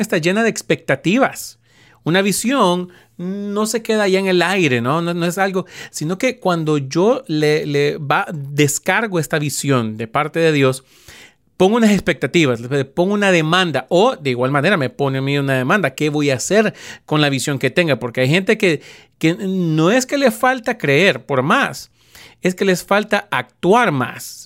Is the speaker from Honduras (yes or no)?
yes; Honduras; en Honduras, de donde yo soy originario